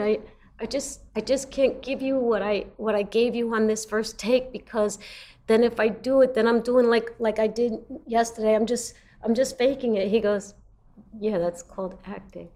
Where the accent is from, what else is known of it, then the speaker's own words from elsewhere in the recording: New York City, New York, United States; moved away as an adult; also born or lived in Los Angeles; I come from Brooklyn, New York.